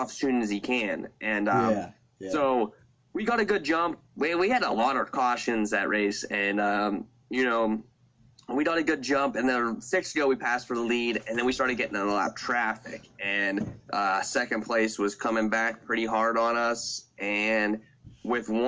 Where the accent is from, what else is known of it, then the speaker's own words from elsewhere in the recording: Sarver, Pennsylvania, United States; I grew up in Sarver, Pennsylvania, home to Lernerville Speedway